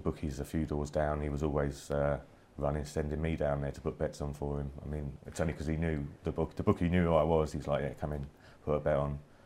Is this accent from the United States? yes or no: no; London, United Kingdom; I've lived in South London all my life. My parents both Irish, so I consider myself Irish as well